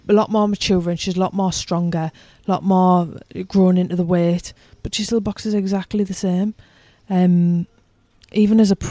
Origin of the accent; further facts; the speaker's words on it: United Kingdom; I'm British